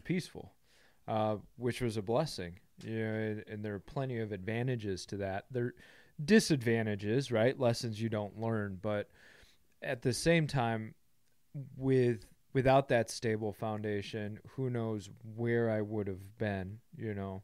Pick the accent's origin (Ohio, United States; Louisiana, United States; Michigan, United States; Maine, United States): Michigan, United States; Grand Haven; So I grow up in a small town, West Michigan, uh, Grand Haven.